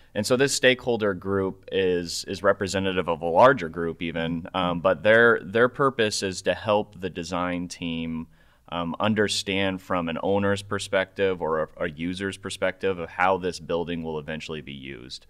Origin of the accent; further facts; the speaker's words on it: Omaha, Nebraska, United States; moved away; I grew up in uh, in Nebraska, uh, precisely nice. Omaha, Nebraska